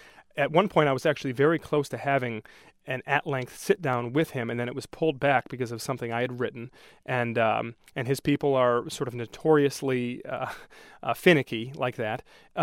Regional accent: Brighton, Michigan, United States; also born or lived in Livonia, United States; Sure. Well, I grew up in Brighton. For the most part, I spent a few years in Livonia when I was younger, but we moved to Brighton when I was in first grade

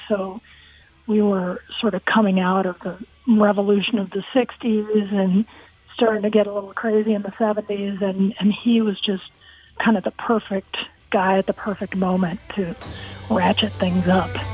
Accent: Akron, Ohio, United States; moved away; It was in Akron, Ohio. I grew up on Summit Lake

